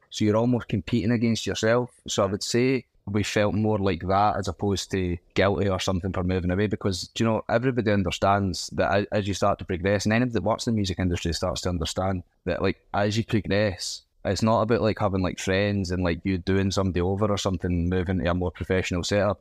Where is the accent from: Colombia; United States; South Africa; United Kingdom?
United Kingdom; Scotland; as Scottish people, we have such an affinity with Scousers